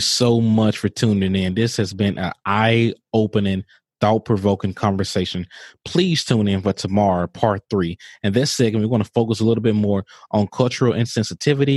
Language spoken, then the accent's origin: English; Mississippi, United States; growing up in Mississippi